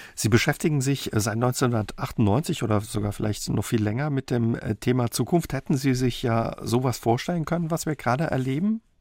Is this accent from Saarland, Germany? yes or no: yes; Saarland, Germany; bei uns im Saarland